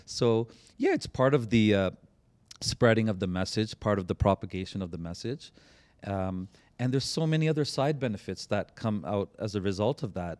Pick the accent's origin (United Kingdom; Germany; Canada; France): Canada; I'm that Canadian brother